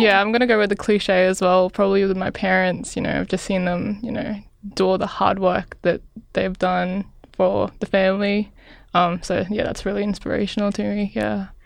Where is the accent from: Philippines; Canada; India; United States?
Philippines; now in Australia; I grew up in the Philippines